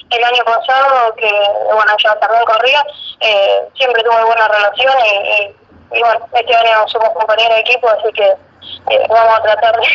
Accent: Villa Gobernador Gálvez, Santa Fe, Argentina; Yo soy de Villa Gobernador que es una ciudad que está pegada a Rosario.

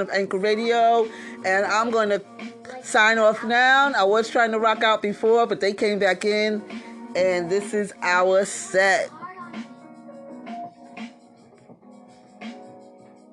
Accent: New York City, New York, United States; I'm from Brooklyn, so, and I'm an old head

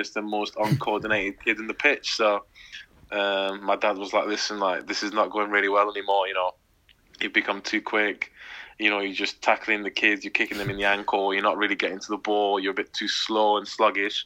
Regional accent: Hungary; now in England; when I was playing for my hometown team, we were about 2.5, 3 hours from Budapest, from the capital.

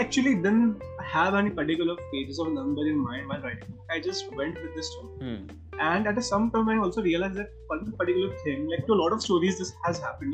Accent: Mumbai, Maharashtra, India; I hail from the city of Mumbai, but uh, my hometown is uh, a very small town.

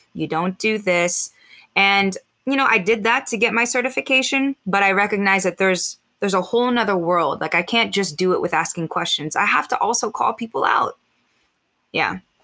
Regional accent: United States; I am mixed Filipino American.

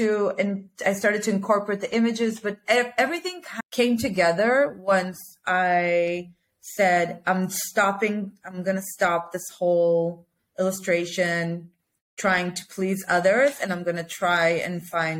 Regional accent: Israel; I'm from Israel.

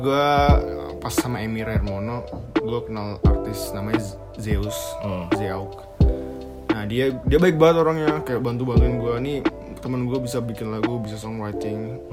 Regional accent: Malang, East Java, Indonesia; gue dari Malang

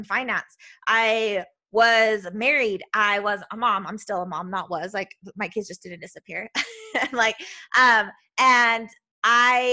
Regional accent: Utah, United States; I'm from Utah, so we just don't pronunciate, I don't know, all the things.

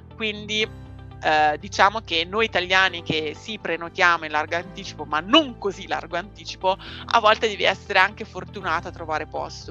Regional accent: Seregno, Lombardy, Italy; Io sono di Seregno, in Brianza, a pochi chilometri da Monza, Milano e Lecco

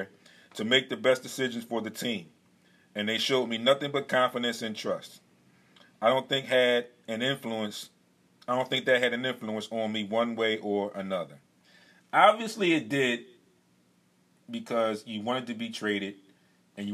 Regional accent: Philadelphia, Pennsylvania, United States; As a Philadelphian

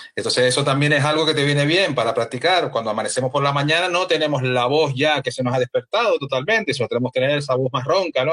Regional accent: Canary Islands, Spain; como soy canario también

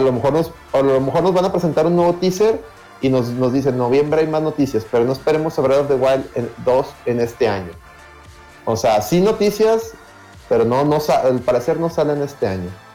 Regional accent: Monterrey, Nuevo León, Mexico; como buen regio

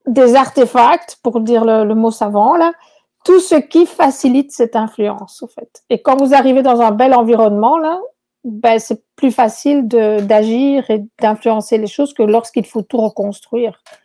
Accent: Belgium; moved away as an adult; also born or lived in Chile; now in Quebec, Canada; à mon accent, vous verrez que je ne suis pas québécoise à l'origine. Donc, euh, je, viens de Belgique

